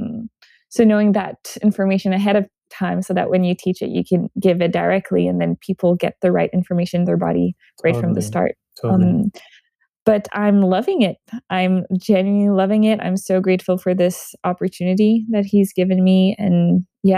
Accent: Montreal, Quebec, Canada; moved away; I'm originally from Montreal, Canada

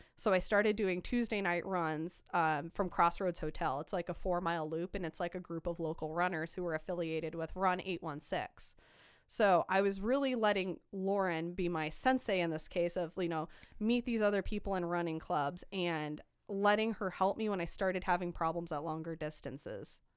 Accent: Iowa, United States; moved away; I'm from Iowa.

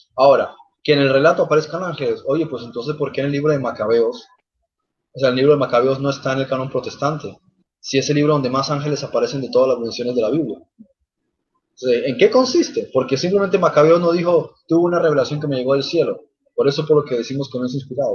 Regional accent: Germany; yo también soy alemán

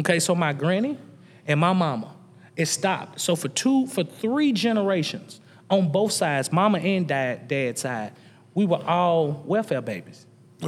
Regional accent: Nashville, Tennessee, United States; the average kid growing up in the East North Southwest Nashville.

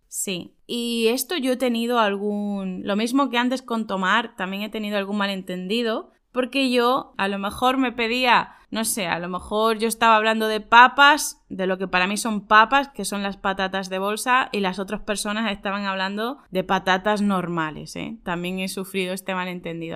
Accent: Spain; En España diríamos

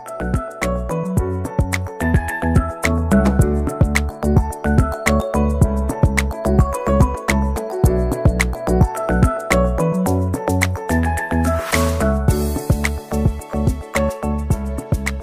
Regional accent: Michigan, United States; here in Michigan, my home state

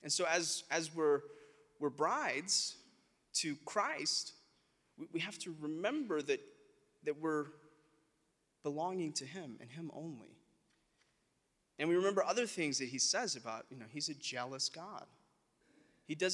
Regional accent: South Alabama, United States; We're from South Alabama

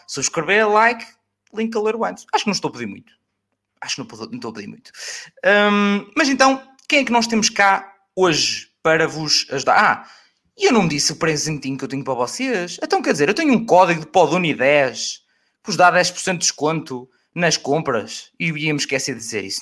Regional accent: Aveiro District, Portugal; perto da minha terra, que é Oliveira das Mães

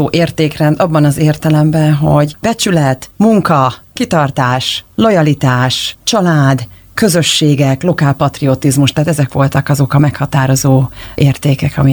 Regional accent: Berettyóújfalu, Hajdú-Bihar, Hungary; moved away as an adult; also born or lived in Budapest / Boston; én vidéki vagyok, mert egy újfalúi, Hajdúbihari

